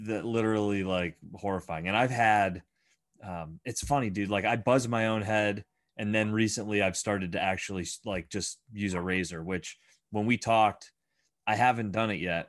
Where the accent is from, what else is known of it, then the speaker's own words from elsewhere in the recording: Bradford, Pennsylvania, United States; growing up in Bradford some kind of magical and very unique uh I guess community